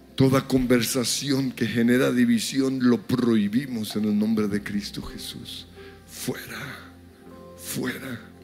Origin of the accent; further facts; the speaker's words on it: Colombia; nos unimos como colombianos por Colombia